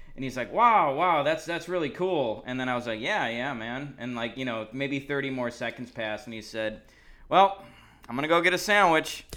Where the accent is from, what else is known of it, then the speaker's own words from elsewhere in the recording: Chicago, Illinois, United States; I was from Chicago